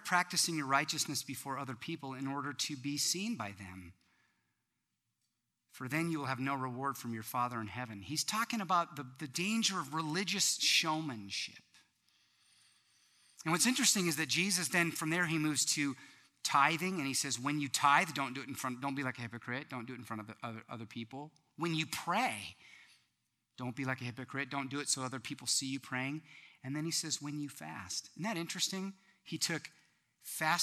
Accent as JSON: {"language": "English", "country": "United States", "said": "as Americans"}